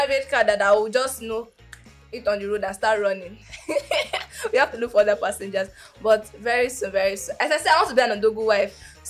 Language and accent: English; Lagos, Nigeria; I am an abiru. I grew up in Ajegunle